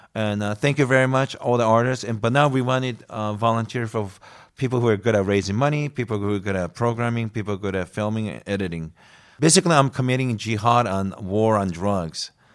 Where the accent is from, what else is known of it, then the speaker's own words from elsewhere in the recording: United States; moved away; also born or lived in Sweden; I'm from the States.